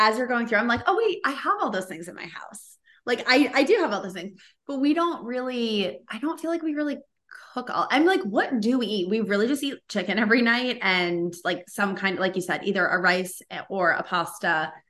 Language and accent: English; Boston, Massachusetts, United States; So I grew up in Boston and we had Market Basket.